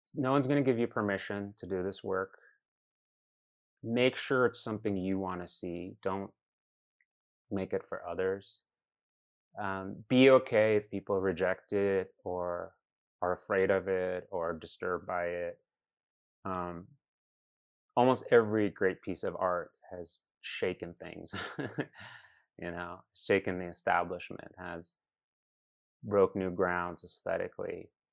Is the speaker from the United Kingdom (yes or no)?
no; Iraq; also born or lived in Chicago, United States; now in United States; I come from Iraq